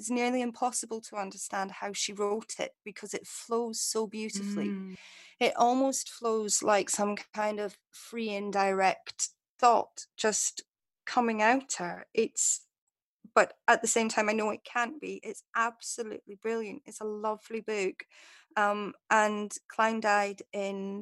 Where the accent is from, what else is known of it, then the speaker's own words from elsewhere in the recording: Scottish Borders, Scotland, United Kingdom; I grew up in the Scottish Borders and spent a lot of time there